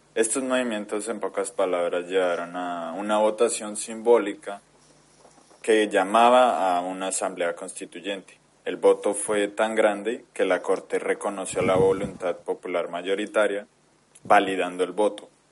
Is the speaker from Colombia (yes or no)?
yes; Colombia; now in China; soy de Colombia, aunque ahora vivo en China.